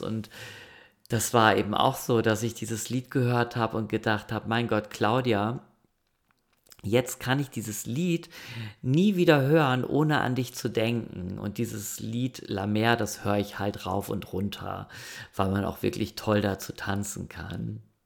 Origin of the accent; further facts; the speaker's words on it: Germany; moved away; das Dorf, ähm, wo ich groß geworden bin